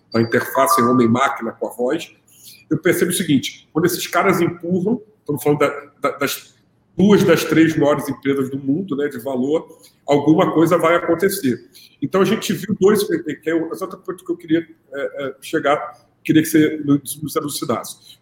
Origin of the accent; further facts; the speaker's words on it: Rio de Janeiro, Brazil; como eu sou do Rio, eu estou na minha casa